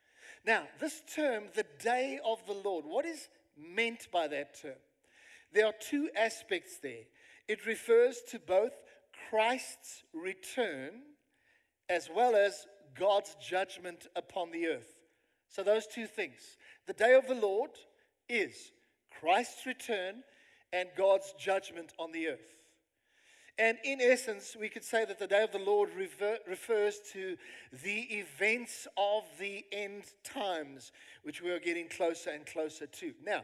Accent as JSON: {"language": "English", "country": "South Africa", "said": "you can actually these days put on your CV that I have lived in South Africa, you know? Hardcore, I'm a South African."}